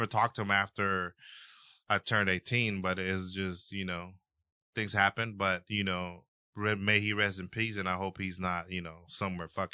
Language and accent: English; El Salvador; moved away; I grew up in El Salvador where, you know, there was war at the time